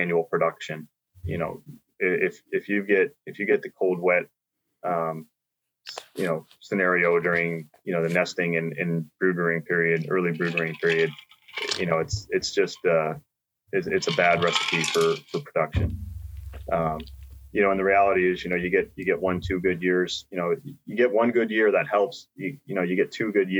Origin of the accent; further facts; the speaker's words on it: New York, United States; my home state, New York